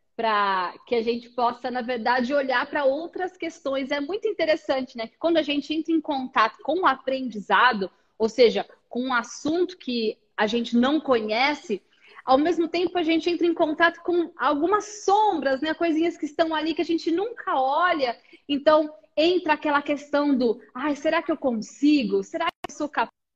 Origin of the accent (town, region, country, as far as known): Brazil